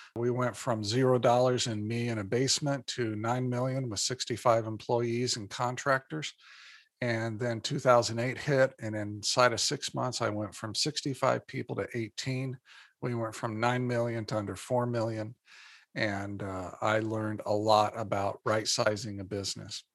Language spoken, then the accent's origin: English; Indiana, United States; moved away as an adult; now in Minnesota, United States; born and raised in Indiana